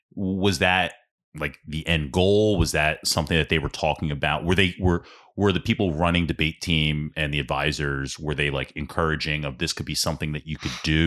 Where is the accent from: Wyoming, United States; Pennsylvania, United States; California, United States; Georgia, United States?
Pennsylvania, United States; Ambler; I grew up in South Ambler